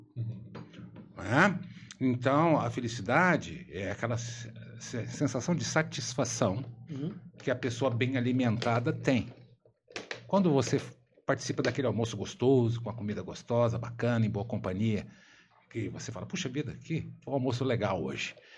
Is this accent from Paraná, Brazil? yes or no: no; São Paulo, Brazil; sou paulista